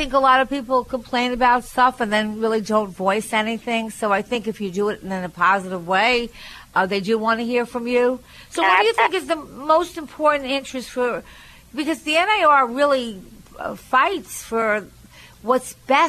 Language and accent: English; Long Island, New York, United States; I'm originally from Long Island